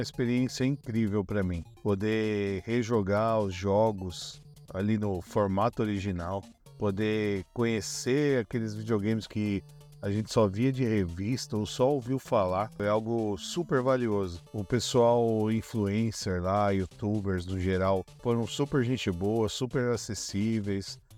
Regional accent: São Bernardo do Campo, São Paulo, Brazil; sou de São Bernardo do Campo, do ABC Paulista

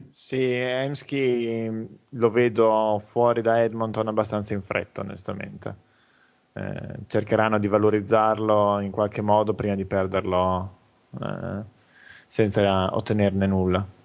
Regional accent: Rimini, Emilia-Romagna, Italy; È eh, in Vimini e io che sono di Rimini ci metto il cuscino.

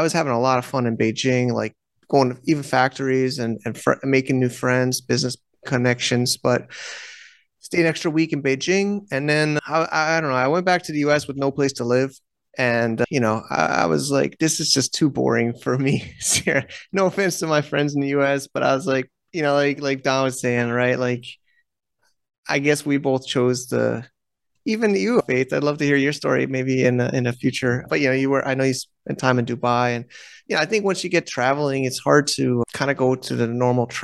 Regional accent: United States; moved away as an adult; also born or lived in China; now in Thailand; as an American

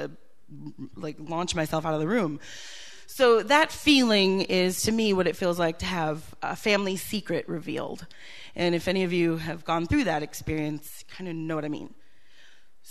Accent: Green Bay, Wisconsin, United States; also born or lived in Milwaukee, Wisconsin; I grew up in Wisconsin

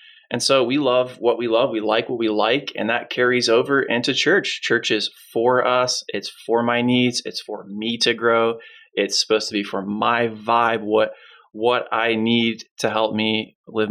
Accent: Northern Palm Beach County, Florida, United States; Natalie and I grew up both in Northern Palm Beach County

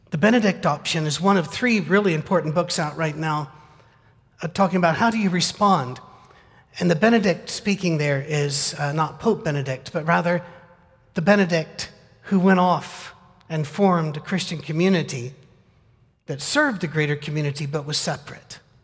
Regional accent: United Kingdom; moved away; I'm British.

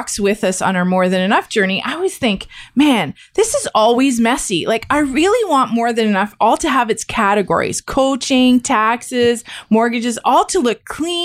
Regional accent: Niagara, Ontario, Canada; I grew up in Niagara

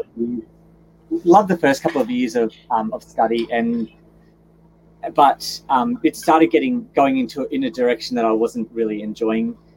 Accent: Gold Coast, Queensland, Australia; I was born and, and raised on the Gold Coast

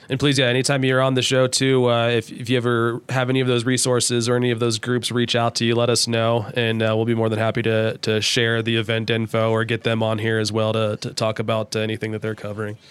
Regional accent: Southern Ohio, United States; now in Wyoming, United States; I'm from Ohio, I'm Southern Ohio, so every once in a while, I let out a warsh

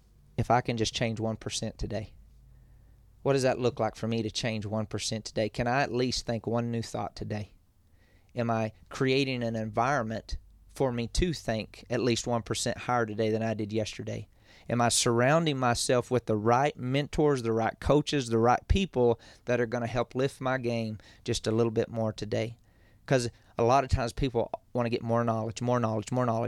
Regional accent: West Texas, United States; also born or lived in El Paso / Llano, Texas; I'm a cowboy from West Texas

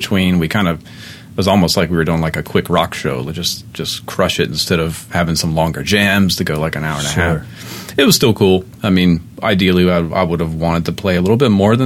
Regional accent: Baltimore, Maryland, United States; Baltimore guy.

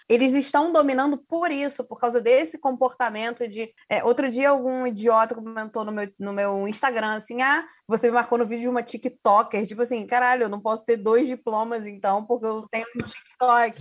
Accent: Rio de Janeiro, Brazil; enquanto carioca

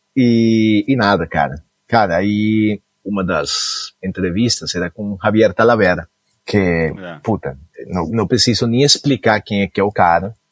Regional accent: Cali, Valle del Cauca, Colombia; also born or lived in Goiânia / São Paulo; now in United States; Eu nasci na Colômbia, nasci especificamente em Cali

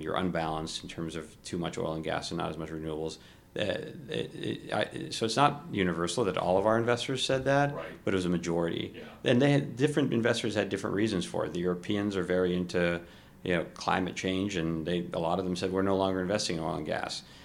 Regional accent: Kuwait; moved away; also born or lived in Ohio; I was born in Kuwait

